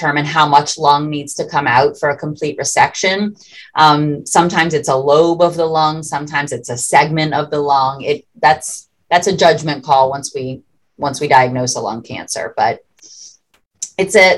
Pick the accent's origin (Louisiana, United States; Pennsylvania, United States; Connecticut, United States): Louisiana, United States; This is my hometown